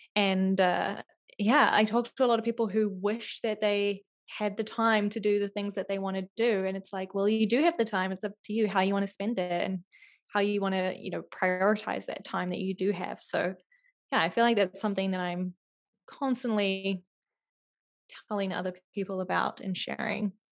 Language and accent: English; New Zealand; moved away; I grew up in New Zealand